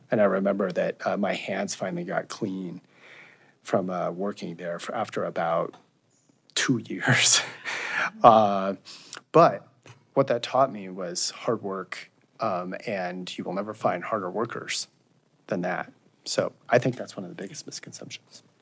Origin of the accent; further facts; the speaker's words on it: Nucla, Colorado, United States; also born or lived in Hayden, Colorado; I'm from Nucla Natarita, born and raised there